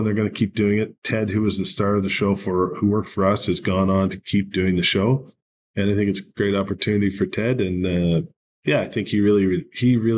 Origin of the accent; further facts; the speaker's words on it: Canada; I'm Canadian